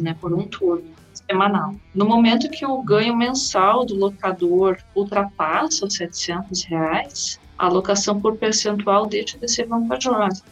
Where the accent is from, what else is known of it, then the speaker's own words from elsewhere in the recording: Cachoeira do Sul, Rio Grande do Sul, Brazil; moved away; also born or lived in Santa Maria; eu também passei a atender em Cachoeira do Sul, que era é minha cidade natal